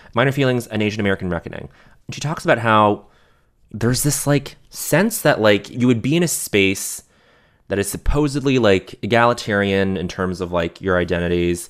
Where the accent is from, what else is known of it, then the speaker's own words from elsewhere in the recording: Montreal, Quebec, Canada; growing up in Montreal